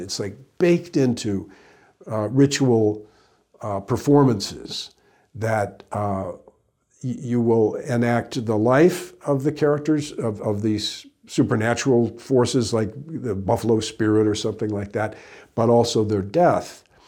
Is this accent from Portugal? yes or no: no; Midwest, United States; growing up in the Midwest.